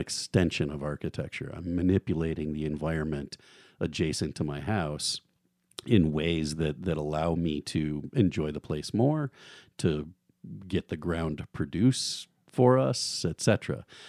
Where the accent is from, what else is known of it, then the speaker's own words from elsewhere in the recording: outside of Chicago, Illinois, United States; moved away as an adult; also born or lived in Notre Dame, Indiana / Washington, D.C. / Eugene, Oregon; now in Moscow, Idaho, United States; I grew up in the Midwest outside of Chicago